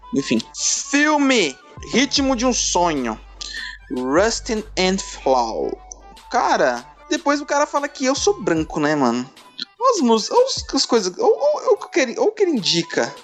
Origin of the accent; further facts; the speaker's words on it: São Paulo, Brazil; accent: paulista; só tenho sotaque de paulista mesmo